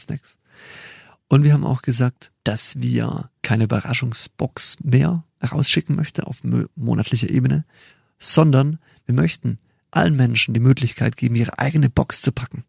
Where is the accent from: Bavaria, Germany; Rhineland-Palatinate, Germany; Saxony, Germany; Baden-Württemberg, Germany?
Baden-Württemberg, Germany; near Stuttgart; also born or lived in Chile / Mexico; Ich komme aus der Nähe von Stuttgart